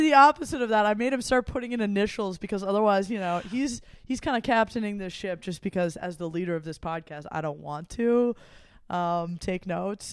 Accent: Midwest, United States; as a Midwesterner

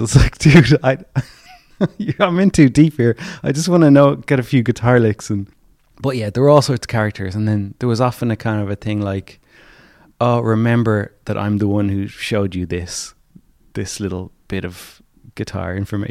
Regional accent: County Clare, Munster, Ireland; I was born in County Clare

